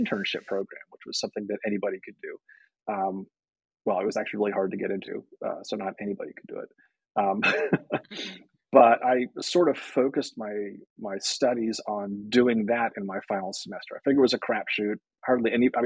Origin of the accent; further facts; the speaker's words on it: Berkeley, California, United States; I grew up in Berkeley